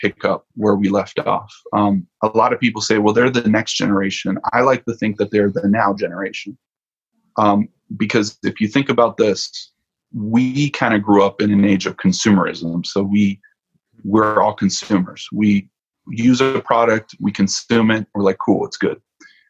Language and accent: English; Miami, Florida, United States; moved away; I'm originally from Miami, Florida